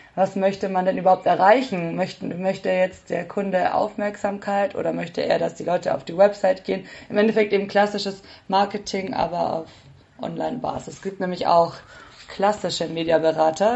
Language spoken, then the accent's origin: German; Nuremberg, Bavaria, Germany; moved away as an adult; also born or lived in Bayreuth; now in Munich, Germany; ich komme ursprünglich aus Nürnberg